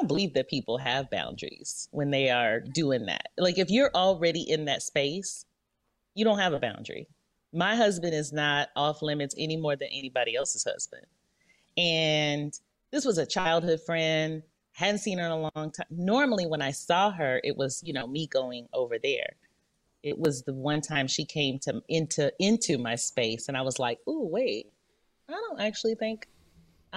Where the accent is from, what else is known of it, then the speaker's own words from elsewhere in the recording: Louisiana, United States; moved away; I'm from Louisiana, but we always lived somewhere else.